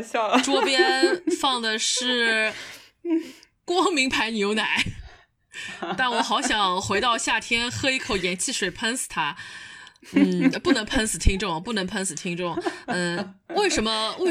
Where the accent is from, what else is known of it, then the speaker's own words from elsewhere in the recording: Shanghai, China; accent: Shanghai Mandarin; 我这种上上海普通话可多了